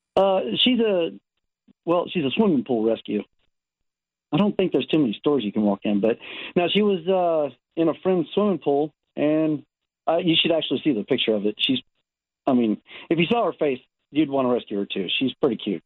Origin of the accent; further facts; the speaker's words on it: Texas, United States; now in Southern California, United States; I'm originally from Texas. I, I have a twin brother, and uh, we moved out here. Shoot, 17 years ago